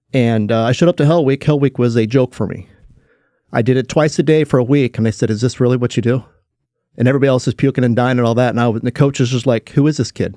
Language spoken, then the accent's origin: English; Willits, California, United States; also born or lived in Ukiah, California; I grew up in, uh, Willits, California. So I was born in Ukiah, California